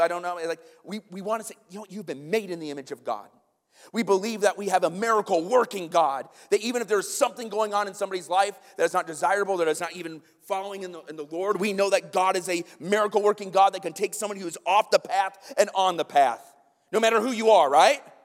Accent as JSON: {"language": "English", "region": "the North", "country": "United States", "said": "If we go down the South, they know we're from the North"}